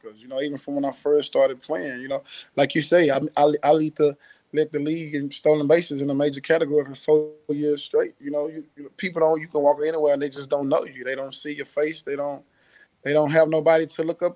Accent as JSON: {"language": "English", "town": "Houston", "region": "Texas", "country": "United States", "tie": "born or raised there", "said": "I'm from Houston"}